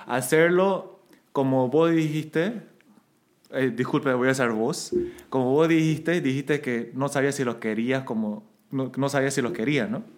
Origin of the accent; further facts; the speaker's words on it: Santa Cruz, Bolivia; accent: camba; also born or lived in South Korea; estoy hablando como cambísima